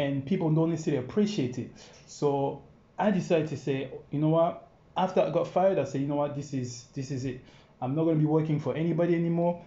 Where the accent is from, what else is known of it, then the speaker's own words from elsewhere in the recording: France; English is a second language; moved away as an adult; also born or lived in Congo; now in London, United Kingdom; born in Congo actually, yeah. and I left there when I was five years old, and then I went to France. And I lived in France, kind of like I think about 15 years